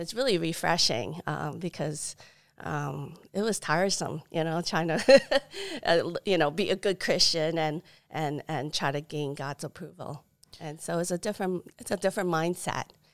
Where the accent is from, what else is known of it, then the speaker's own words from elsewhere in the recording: New York City, New York, United States; also born or lived in Taiwan; now in Arizona, United States; I was born in Taiwan